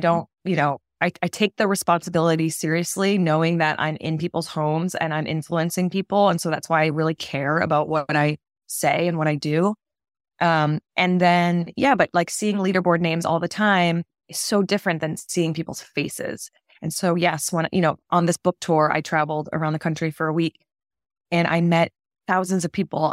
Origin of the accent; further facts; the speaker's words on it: Massachusetts, United States; moved away as an adult; now in New York, United States; I'm from Massachusetts, grew up there, went to college there